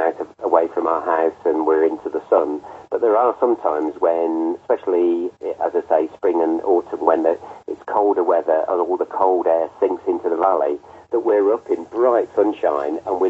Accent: Birmingham, West Midlands, United Kingdom; now in Yorkshire, United Kingdom; I'm a Brummie, so I'm not bothered. I've been up here 40 years, but I'm still a Brummie.

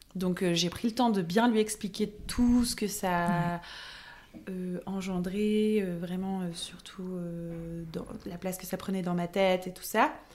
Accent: Lille, Hauts-de-France, France; also born or lived in Paris; j'ai quitté Lille

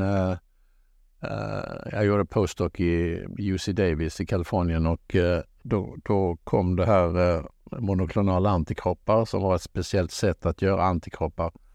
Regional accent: Halmstad, Halland County, Sweden; moved away as an adult; also born or lived in Gothenburg / Lund; jag är född i Halmstad

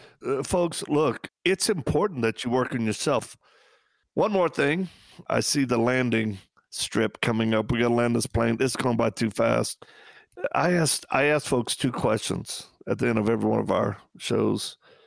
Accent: Louisiana, United States; Hey, we're from Louisiana.

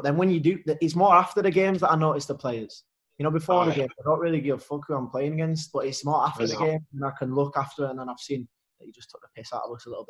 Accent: Leeds, Yorkshire and the Humber, United Kingdom; accent: broad Yorkshire; side of my family's Scottish, mate, and it's one of them. I never really had a choice, mate. I was always brought up to be Scottish, so I've got a broad Yorkshire accent living in Leeds, growing up in Leeds

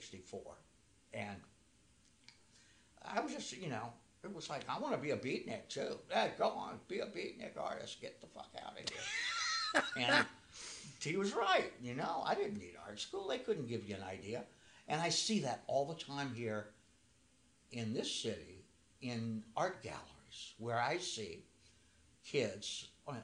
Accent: New Orleans, Louisiana, United States; I grew up in New Orleans

